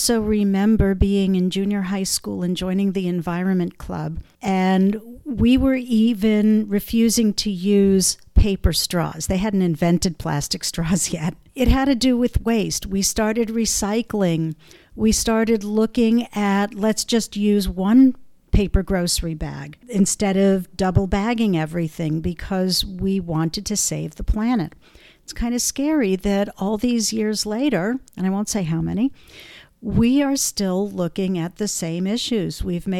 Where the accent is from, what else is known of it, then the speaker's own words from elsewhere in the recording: Connecticut, United States; And I came from Connecticut, where we had single stream recycling.